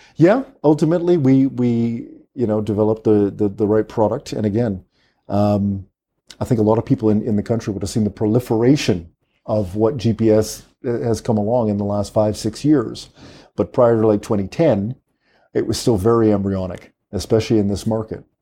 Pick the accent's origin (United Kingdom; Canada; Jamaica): Canada; Vancouver, British Columbia; moved away as an adult; also born or lived in Trinidad; now in Trinidad and Tobago; I grew up in Vancouver, uh, in Canada